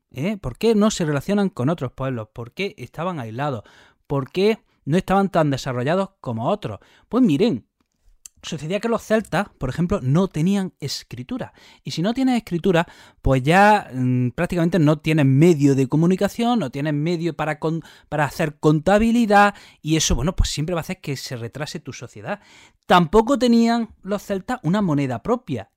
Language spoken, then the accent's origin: Spanish; Jaén, Andalusia, Spain; now in Granada, Spain; ya saben que yo vivo en Granada, que soy de Jaén